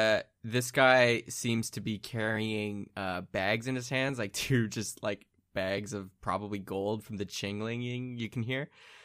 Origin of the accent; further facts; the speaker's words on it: Canada; Yeah, we're Canadian.